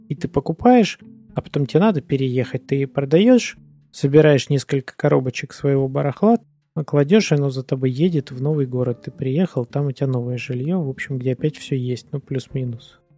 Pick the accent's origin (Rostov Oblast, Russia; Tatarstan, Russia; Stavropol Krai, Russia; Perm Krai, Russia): Stavropol Krai, Russia; Stavropol; now in Saint Petersburg, Russia; Какое-то время назад я мог бы говорить, там, что я там из Ставрополя, потому что ну, я там прожил больше всего времени, пожалуй. Но сейчас-то я в Питере прожил больше половины своей жизни уже.